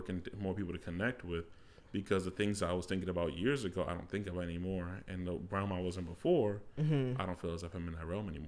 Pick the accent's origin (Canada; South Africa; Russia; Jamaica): Jamaica; So as you guys know, I'm Jamaican.